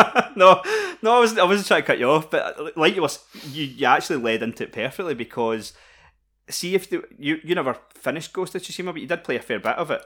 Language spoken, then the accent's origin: English; Scotland, United Kingdom; we're Scottish